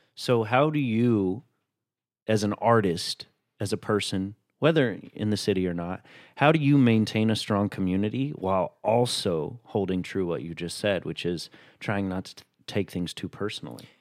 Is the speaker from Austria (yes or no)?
no; Chattanooga, Tennessee, United States; a diverse upbringing even though I'm from Chattanooga, Tennessee